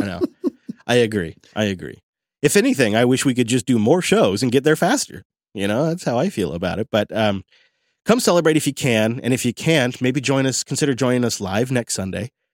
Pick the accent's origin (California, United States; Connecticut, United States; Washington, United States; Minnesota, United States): Washington, United States; Mount Vernon; There's a little local brewery in my hometown